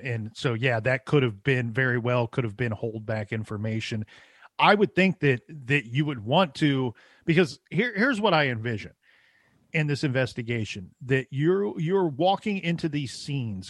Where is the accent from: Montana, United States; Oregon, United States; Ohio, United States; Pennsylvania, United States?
Ohio, United States; I'm from Ohio